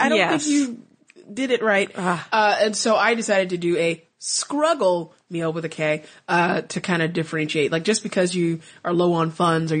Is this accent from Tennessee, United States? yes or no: no; Missouri, United States; now in Houston, United States; I'm from Missouri